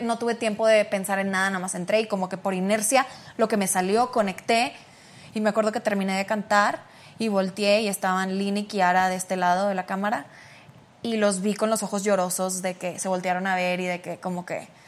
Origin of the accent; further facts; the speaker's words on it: Mexico; moved away as an adult; now in United States; estando aquí en México, porque pues soy una mexicana entre mexicanos